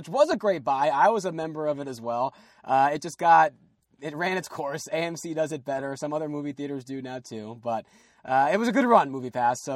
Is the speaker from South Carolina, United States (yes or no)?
no; New Jersey, United States; We're both from Jersey